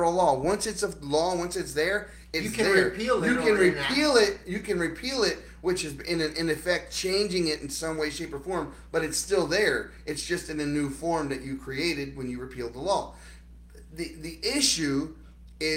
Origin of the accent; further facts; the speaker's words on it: Baltimore, Maryland, United States; moved away; I'm from Baltimore City. I'm from the inner city. I grew up around criminals.